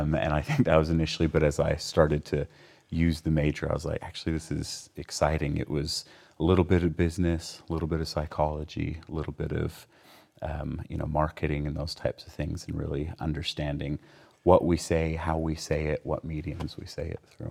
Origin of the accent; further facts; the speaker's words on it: Provo, Utah, United States; Provo's home